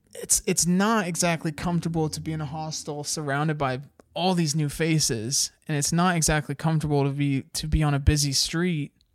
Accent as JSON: {"language": "English", "country": "United States", "said": "as an American"}